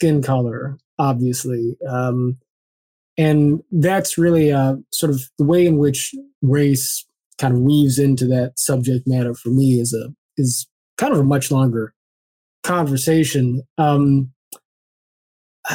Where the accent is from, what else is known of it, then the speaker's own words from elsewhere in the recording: Culver City, California, United States; also born or lived in Los Angeles; I grew up in Culver City, California